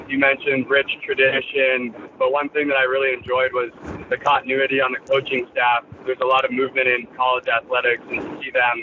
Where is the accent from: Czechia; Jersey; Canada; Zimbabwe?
Canada; just outside Toronto, Ontario; moved away as an adult; also born or lived in Missouri; I grew up in just outside Toronto, Ontario